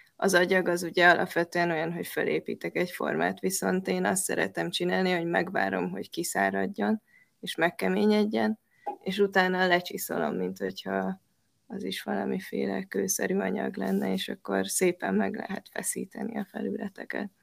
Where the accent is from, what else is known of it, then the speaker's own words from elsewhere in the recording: Pécs, Baranya, Hungary; ami Pécsnek egy, ö, város része. Én ott nőttem fel